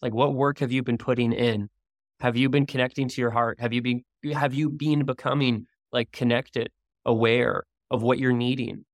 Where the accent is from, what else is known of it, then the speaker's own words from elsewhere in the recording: Canada; now in Maui, United States; I'm Canadian originally